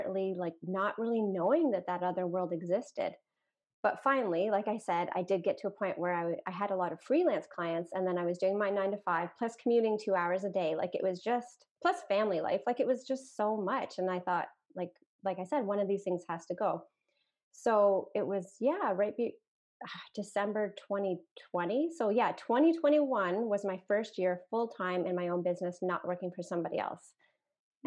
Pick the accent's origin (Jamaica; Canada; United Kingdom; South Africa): Canada; I'm a Canadian